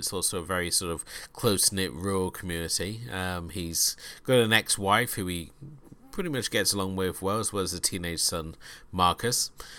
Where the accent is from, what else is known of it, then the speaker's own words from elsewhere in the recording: United Kingdom; coming to this as a British view, where we have a very different stance of children lie about everything.